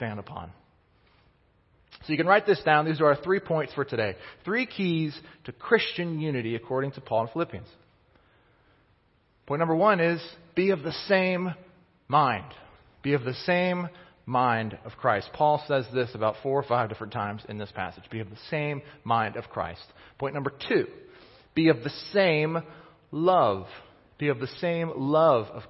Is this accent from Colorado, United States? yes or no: no; Kansas City, Missouri, United States; I grew up in Kansas City, but my parents, my dad, he grew up in Pittsburgh